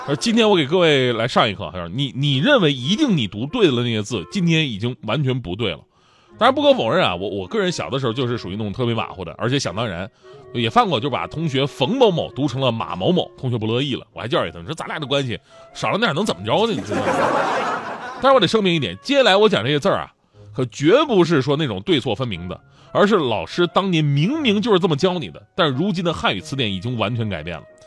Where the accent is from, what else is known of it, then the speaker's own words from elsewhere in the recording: China; 别看我们都是中国人啊